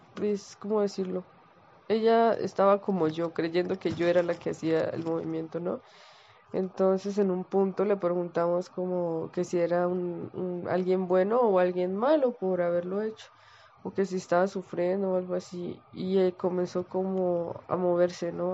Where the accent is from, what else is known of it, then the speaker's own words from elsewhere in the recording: Colombia; yo soy colombiana